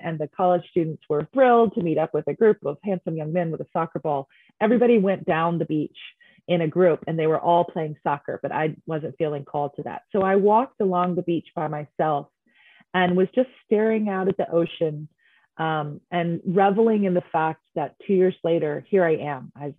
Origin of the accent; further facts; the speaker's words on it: Healers Bay, KwaZulu-Natal, South Africa; Eastern Coast of South Africa called Healers Bay in the Zulu, KwaZulu-Natal part of South Africa.